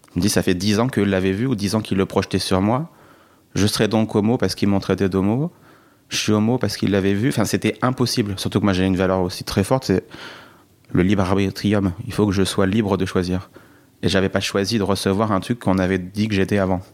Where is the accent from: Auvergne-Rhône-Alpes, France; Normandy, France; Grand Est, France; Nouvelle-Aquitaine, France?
Auvergne-Rhône-Alpes, France; Allier, Bourbonnais; J'ai grandi dans l'Allier, dans le Bourbonnais, frontière et... creusoise, dans une ville de 40 000 habitants.